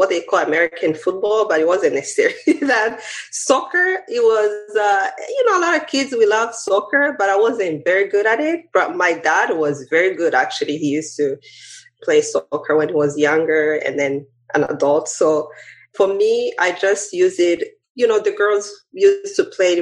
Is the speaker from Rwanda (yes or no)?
yes; Rwanda; now in United States; Growing up, of course, in Rwanda